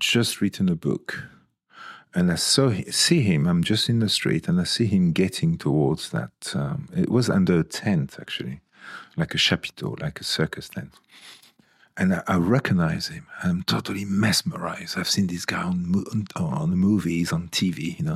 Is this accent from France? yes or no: yes; Toulon, Provence-Alpes-Côte d'Azur, France; now in United Kingdom; When I was sixteen, in my hometown, there was, in Toulon